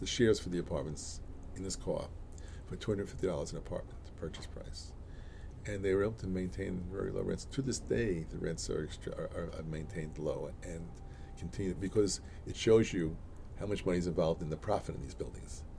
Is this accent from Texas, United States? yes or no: no; New York City, New York, United States; also born or lived in Boston / Williamsburg, Brooklyn; my my block, Alabama Avenue in East New York. Uh, was like a little village.